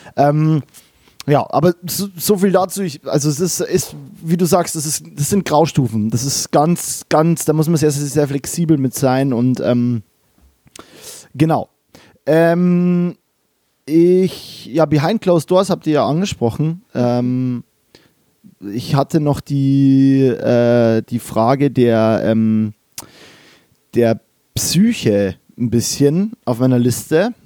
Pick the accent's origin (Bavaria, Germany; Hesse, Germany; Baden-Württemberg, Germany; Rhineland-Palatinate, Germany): Bavaria, Germany; Kelheim; moved away as an adult; also born or lived in Mannheim / Berlin; now in Cologne, Germany; ich komme aus äh, Kehlheim, das ist bei Regensburg